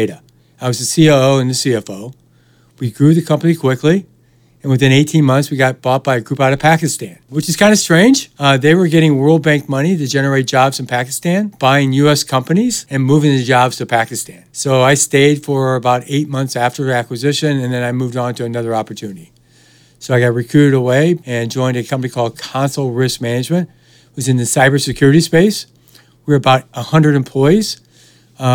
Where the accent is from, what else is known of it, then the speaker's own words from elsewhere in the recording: Fort Wayne, Indiana, United States; moved away as an adult; also born or lived in Detroit; I grew up in Fort Wayne, Indiana, and had grew up in a Christian home.